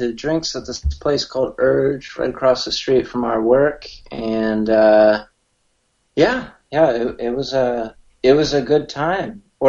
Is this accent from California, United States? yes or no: yes; San Diego, California, United States; also born or lived in Carlsbad; So I'm living over in Carlsbad. Born and raised in San Diego.